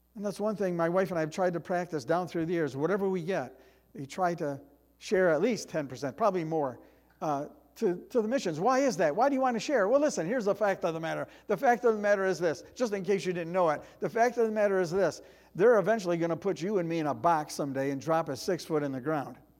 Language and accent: English; United States; as Americans